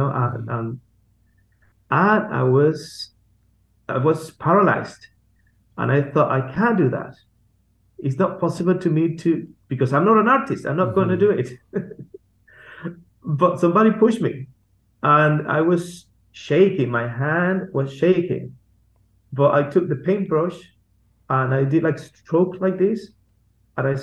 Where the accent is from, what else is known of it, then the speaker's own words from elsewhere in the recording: Venezuela; English is a second language; moved away as an adult; now in Basque Country, Spain; I am originally from Venezuela, but I have been serving God in Spain for the last 13 years with my family in the Basque Country